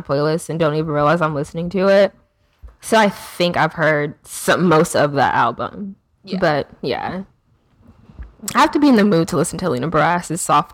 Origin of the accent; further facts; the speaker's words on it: Houston, Texas, United States; I'm from Houston